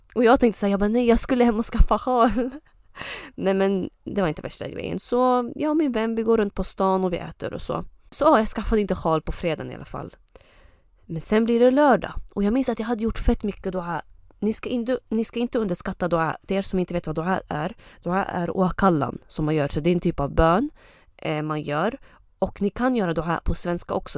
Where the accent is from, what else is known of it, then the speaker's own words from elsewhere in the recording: Östersund, Jämtland, Sweden; also born or lived in Lebanon / Uppsala; jag har ursprung från Libanon men jag kom till Sverige när jag var typ ett och ett halvt eller två år. Eh, och eh, sen dess så har jag bott i, vad heter det, Östersund